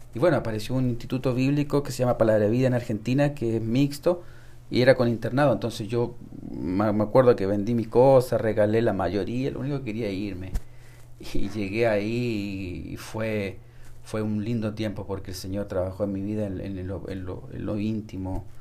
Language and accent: Spanish; Santiago, Santiago Metropolitan Region, Chile; Desde Chile nací en Santiago de Chile